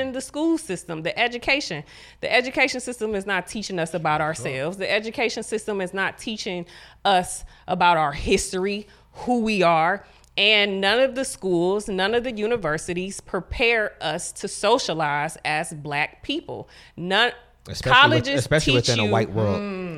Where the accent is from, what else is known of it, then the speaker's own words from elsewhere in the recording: Ohio, United States; I'm from the hood, you know what mm-hmm. I'm saying? I grew up in Huff. I graduated from Collinwood